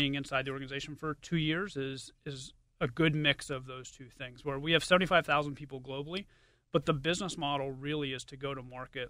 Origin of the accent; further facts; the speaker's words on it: Pittsburgh, Pennsylvania, United States; I am, yeah. Born and raised in Pittsburgh, went to Pitt